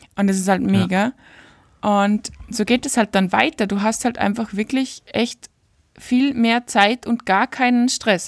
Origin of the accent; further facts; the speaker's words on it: Austria; bei uns in Österreich